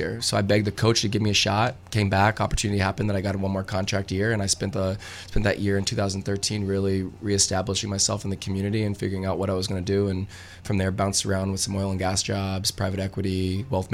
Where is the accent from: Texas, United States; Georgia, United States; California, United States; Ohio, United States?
California, United States; Fresno; I come from Fresno, California